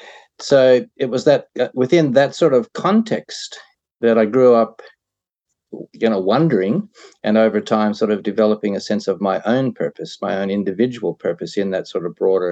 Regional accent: Canada; The accent, I suppose I'm a Canadian, so you'll have to say it.

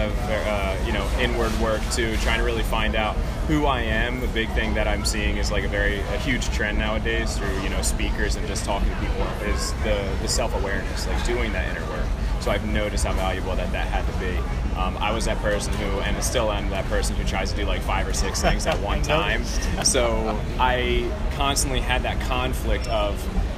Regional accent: New Jersey, United States; moved away; I'm from New Jersey. I have a couple of friends who were down here, and that's why I came down here

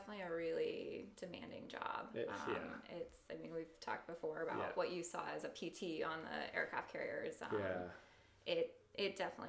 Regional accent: Littleton, Colorado, United States; moved away as an adult; also born or lived in Boston; Yeah, so I grew up in Littleton, Colorado, just outside of Denver. I did that until I was 18, and then I went to Boston for undergrad.

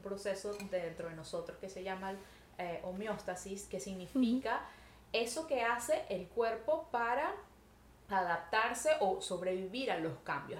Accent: Venezuela; moved away as an adult; now in Montreal, Canada; nosotros nos salimos de Venezuela, nosotras venimos bueno, en mi caso, hace nueve años yo vivo en Montreal, Canadá

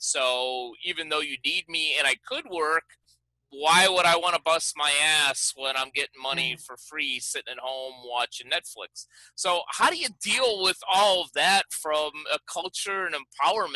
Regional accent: Chicago, Illinois, United States; my hometown of Chicago

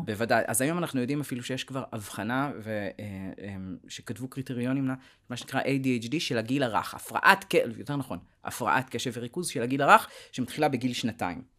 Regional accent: Tel Aviv, Tel Aviv District, Israel; אני תל אביבי, אה, born and raised

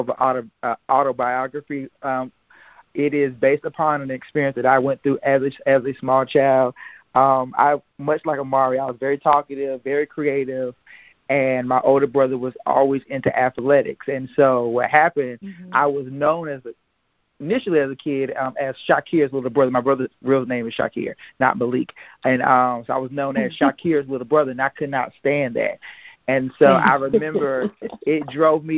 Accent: Eastern North Carolina, United States; I'm from Eastern North Carolina, a small town

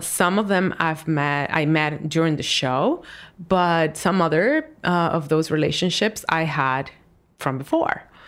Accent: Dominican Republic; moved away; I was a kid in Dominican Republic

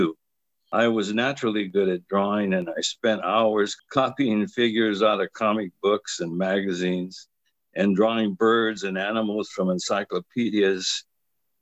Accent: Modesto, California, United States; I grew up in that small Mexican barrio neighborhood in South Modesto

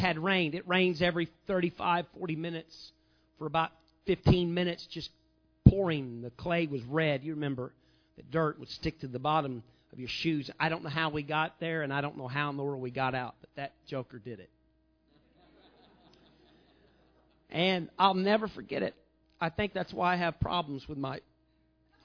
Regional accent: Southern Illinois, United States; I was from Southern Illinois

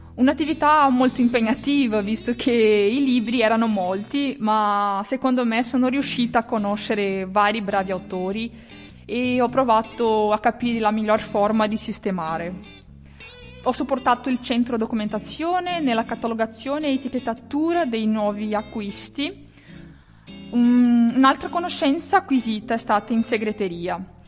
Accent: Toledo, Paraná, Brazil; Italian is a second language; moved away as an adult; now in Italy; vengo da, da Toledo, la regione del Paranà, Brasile

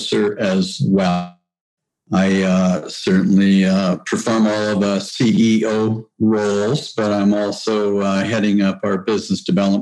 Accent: High River, Alberta, Canada; now in Calgary, Canada; I'm a true Southern Albertan. I was born in High River and raised in a ranching family.

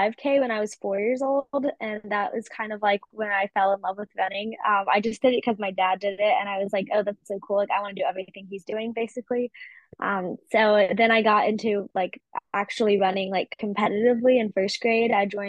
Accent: Eagle Harbor, Michigan, United States; born there; Yeah, I was born in the northern peninsula of Michigan, up in the middle of nowhere, basically, in this little town called Eagle Harbor

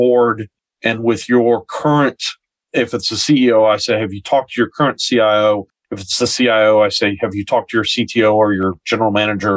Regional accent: United States; moved away as an adult; now in New Zealand; I'm originally from the United States

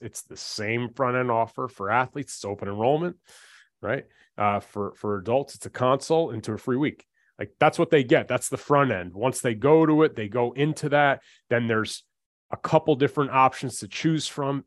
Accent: New Jersey, United States; we're from Jersey

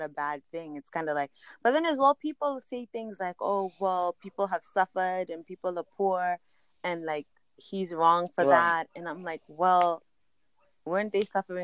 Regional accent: Zimbabwe; now in Canada; I'm from Zimbabwe, but I live in Canada

